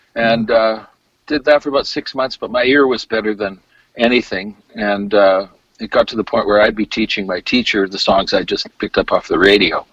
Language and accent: English; Alberta, Canada; moved away as an adult; now in Victoria, Canada; I was born here and moved back to Alberta when my parents broke up at uh, the age of eight